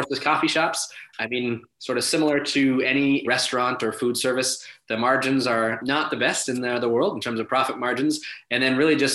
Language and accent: English; Winnipeg, Manitoba, Canada; here in my hometown of Winnipeg